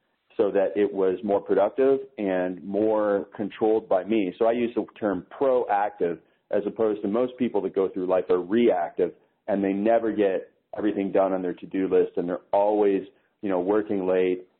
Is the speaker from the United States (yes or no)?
no; Toronto, Ontario, Canada; I'm Canadian. I live in Canada